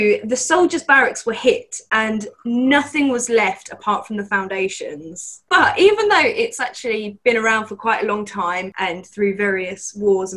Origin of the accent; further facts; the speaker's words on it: near Tilbury, Essex, East of England, United Kingdom; it was actually pretty close to my hometown